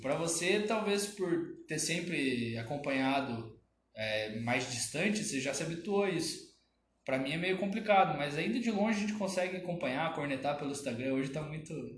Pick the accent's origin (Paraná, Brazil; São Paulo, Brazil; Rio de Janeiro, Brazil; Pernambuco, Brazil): Paraná, Brazil; Curitiba; also born or lived in Cascavel; eu sou nasci em Cascavel e quando eu era muito novo ainda fui morar em Curitiba